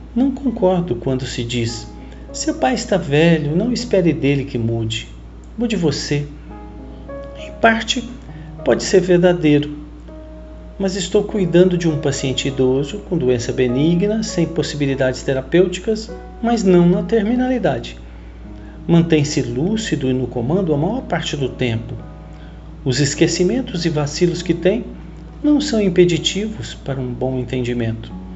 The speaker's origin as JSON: {"language": "Portuguese", "town": "Cajuru", "region": "São Paulo", "country": "Brazil", "tie": "born or raised there", "also_born_or_lived": "Belo Horizonte", "moved": "as an adult", "said": "fui repatriado por minha cidade natal, Cajuru, uma pequena cidade no nordeste do estado de São Paulo"}